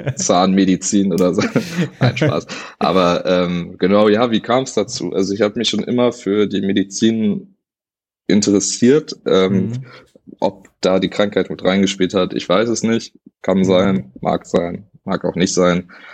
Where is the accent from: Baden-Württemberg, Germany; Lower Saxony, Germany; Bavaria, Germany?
Lower Saxony, Germany; Hanover; also born or lived in Wernigerode; bin ich dann zurück nach Hannover